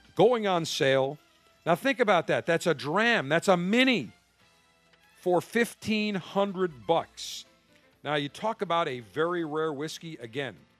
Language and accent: English; Buffalo, New York, United States; moved away; Buffalo, New York, my hometown.